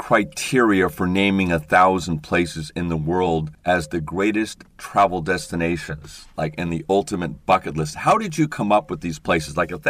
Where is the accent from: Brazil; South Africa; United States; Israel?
United States; Seattle, Washington; And I'm from the Northwest, Seattle, in the Cascade Mountains and the Olympic Mountains.